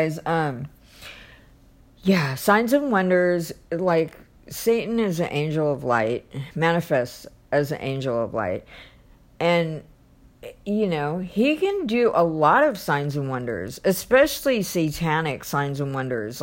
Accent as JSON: {"language": "English", "country": "United States", "said": "I'm in America, and I'm an American Christian"}